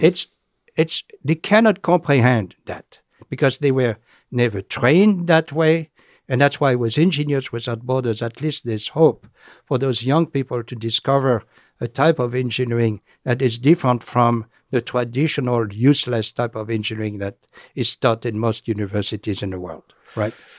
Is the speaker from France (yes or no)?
yes; France; accent: French; English is a second language; moved away; my French accent